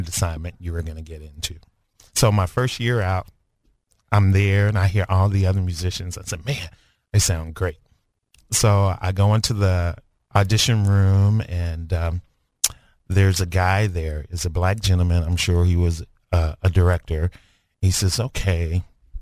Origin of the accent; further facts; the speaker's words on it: Dumas, Arkansas, United States; moved away; also born or lived in Kansas City; I'm from Dumas, and it's 6 of us in the family, actually 7 of us in the family